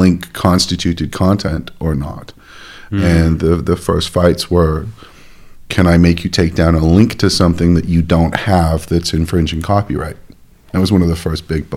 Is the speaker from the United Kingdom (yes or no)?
yes; Llantwit Fardre, South Glamorgan, Wales, United Kingdom; also born or lived in Cardiff; I was born in Ysbyty Diwylliant in Cardiff, but I was raised, I grew up in Llanelltid Fawr in South Glamorgan.